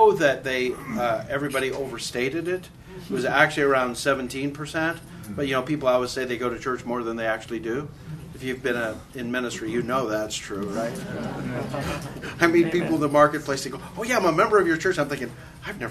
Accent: Canada; moved away as an adult; now in United States; I'm a Canadian. I did not move here until I was 36

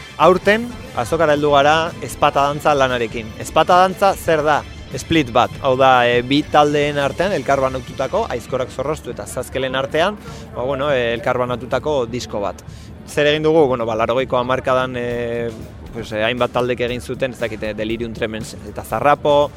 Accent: Bilbao, Basque Country, Spain; berez bilbotarra gara, bilbo ingurukoa gara

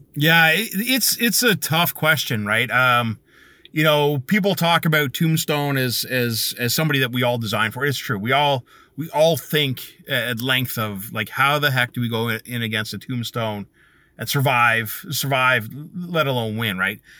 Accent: Canada; being Canadian

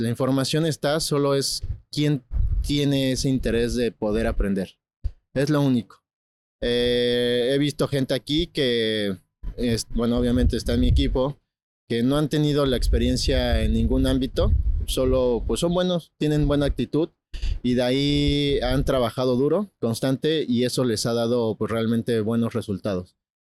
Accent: Puebla, Mexico; now in Los Cabos, Mexico; vengo de Puebla

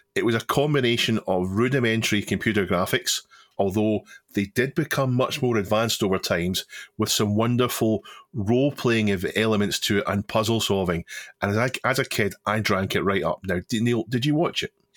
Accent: United Kingdom; the T V that we grew up with in Britain

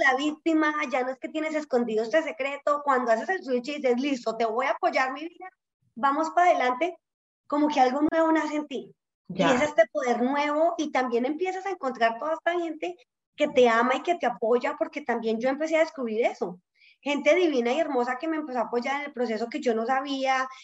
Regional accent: Colombia; accent: Colombian; moved away as an adult; now in United States; yo crecí en Colombia

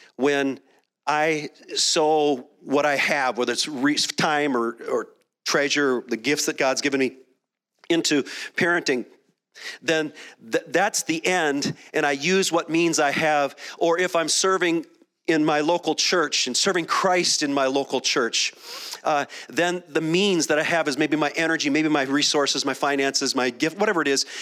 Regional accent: Minneapolis, Minnesota, United States; moved away; also born or lived in Dallas; I spent a decade in Dallas, and I grew up in Minneapolis

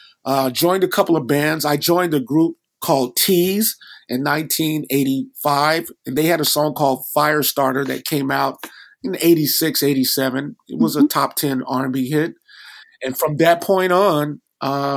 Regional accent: Los Angeles, California, United States; I grew up in Los Angeles

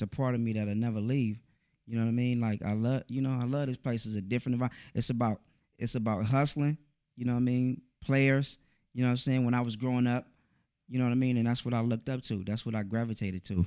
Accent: Oakland, California, United States; I'm from Oakland, East Oakland, California.

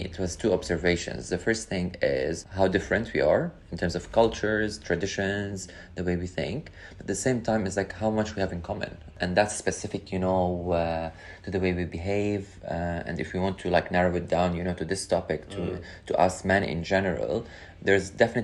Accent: Lebanon; moved away as an adult; also born or lived in Qatar / Dubai / China / Japan; now in London, United Kingdom; Born and raised in Lebanon.

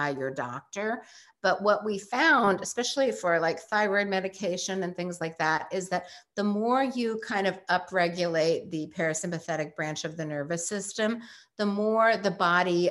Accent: New York, United States; we're both from New York.

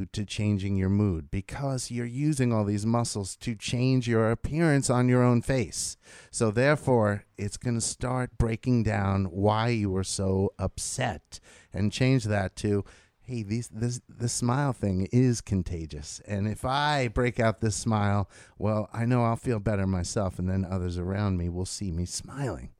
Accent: United States; as an American

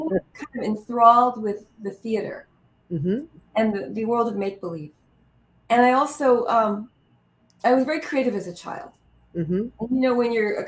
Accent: El Paso, Texas, United States; I was born in El Paso, Texas

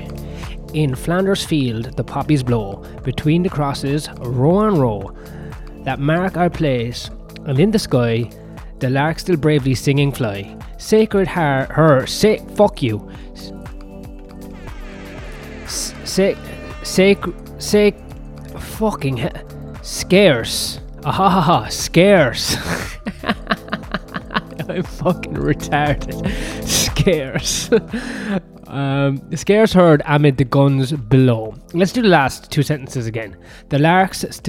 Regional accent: Ireland; I'm Irish. I was never going to be speaking my own language anyway

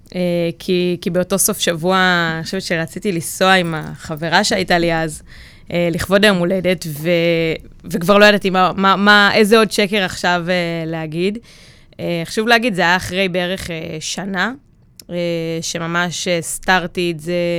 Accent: Maccabim, Central District, Israel; גדלתי במקום שהוא די בועה, במכבים

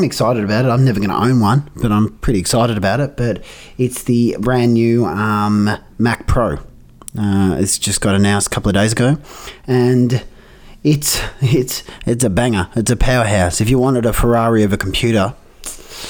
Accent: Ballarat, Victoria, Australia; I grew up in Ballarat

